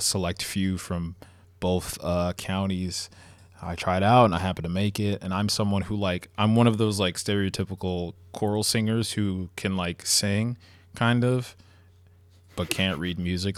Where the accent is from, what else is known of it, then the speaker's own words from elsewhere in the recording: Long Island, New York, United States; I'm from Long Island